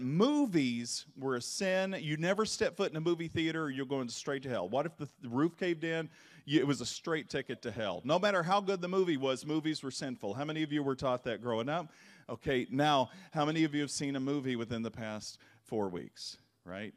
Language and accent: English; Kentucky, United States; I grew up in the Bible Belt, and Kentucky